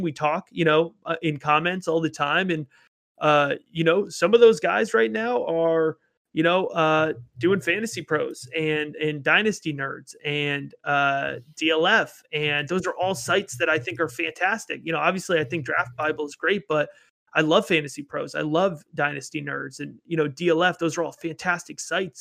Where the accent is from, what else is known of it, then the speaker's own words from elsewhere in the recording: Baltimore, Maryland, United States; I'm from the Baltimore area